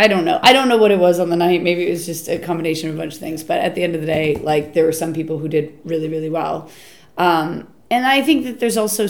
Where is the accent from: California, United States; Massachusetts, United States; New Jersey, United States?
Massachusetts, United States; Boston; moved away as an adult; now in England; I'm American, but don't worry, I'm from a bit of the States close enough to Canada